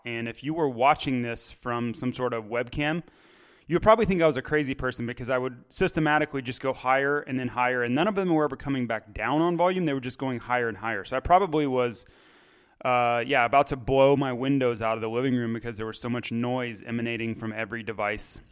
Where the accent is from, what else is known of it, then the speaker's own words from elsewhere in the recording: United States; I'm an American.